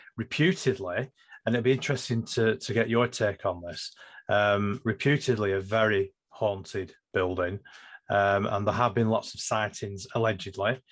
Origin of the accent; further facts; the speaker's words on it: Lancashire, North West England, United Kingdom; I'm from Lancashire